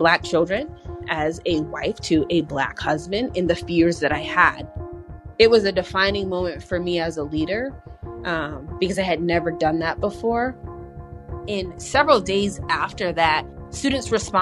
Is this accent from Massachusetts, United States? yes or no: yes; Springfield, Massachusetts, United States; born and raised in Springfield.